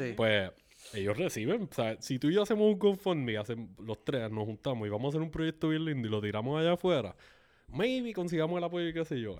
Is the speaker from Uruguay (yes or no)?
no; Canóvanas, Puerto Rico; yo crecí en Palma Sola, en Canóvanas, era una comunidad relativamente pequeña.